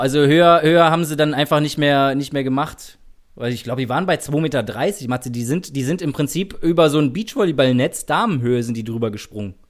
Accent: Germany; als Deutsche

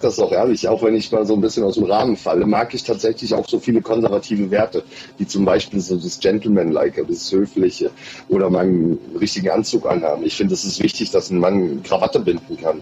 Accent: Odenwald, Hesse, Germany; now in Berlin, Germany; ich bin, wie gesagt, im Odenwald aufgewachsen

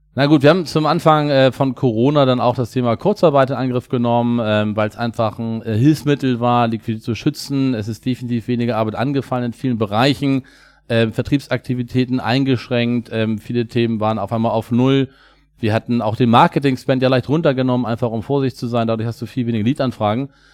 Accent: Hamburg, Germany; Wir kommen beide aus Hamburg

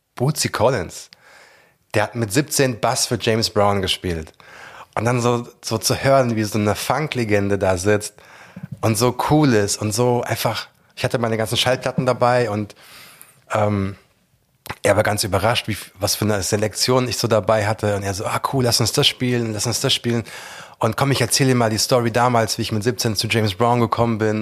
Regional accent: Langgöns, Hesse, Germany; moved away as an adult; also born or lived in London; weg aus dem Dorf, wo ich aufgewachsen bin. Ähm, also nichts gegen mein Heimatdorf, Langgöns represent

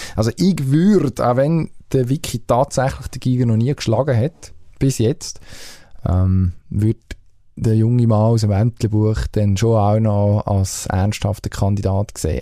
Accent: Switzerland; als Schweizer Sportfan

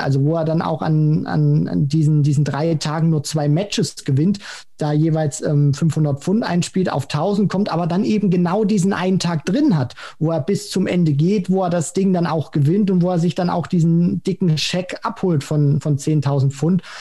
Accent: Germany; wir als Deutsche

